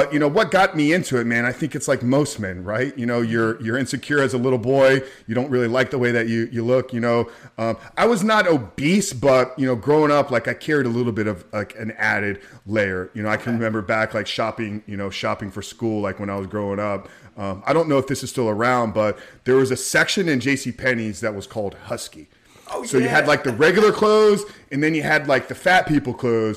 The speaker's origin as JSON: {"language": "English", "town": "Tampa", "region": "Florida", "country": "United States", "tie": "born or raised there", "said": "I've always been in Tampa, born and raised in Tampa."}